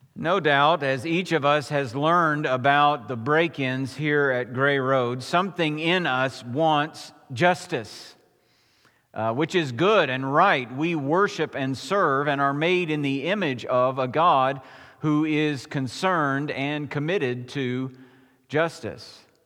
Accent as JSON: {"language": "English", "country": "United States", "said": "as American Christians"}